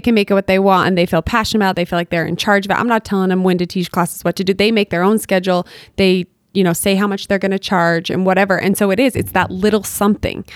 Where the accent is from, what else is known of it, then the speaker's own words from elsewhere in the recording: Bountiful, Utah, United States; I grew up in Bountiful